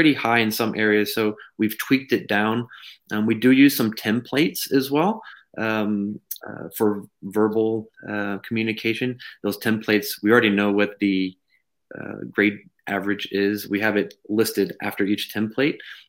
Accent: Texas, United States; I'm from Texas

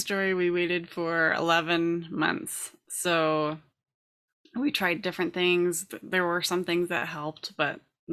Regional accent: California, United States; I grew up in California

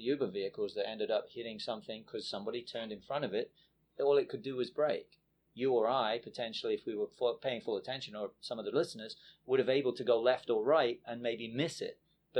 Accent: England, United Kingdom; moved away as an adult; now in United States; I grew up in England.

